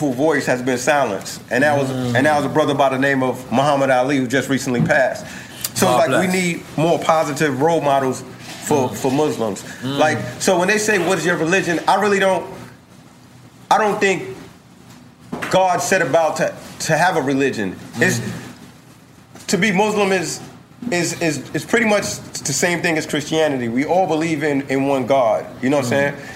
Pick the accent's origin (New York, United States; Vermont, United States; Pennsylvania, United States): New York, United States; New York City; also born or lived in Bed-Stuy, Brooklyn; The bridge is where I came up